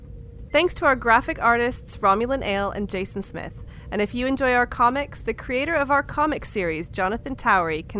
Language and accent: English; England, United Kingdom; accent: English; my accent. It's the cadence of how we speak it in good old Engerland